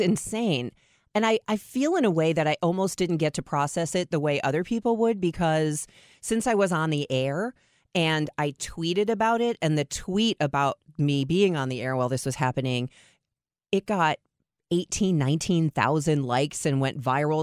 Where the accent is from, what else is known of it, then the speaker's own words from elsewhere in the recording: Chicago, Illinois, United States; now in Saint Louis, United States; I grew up in Chicago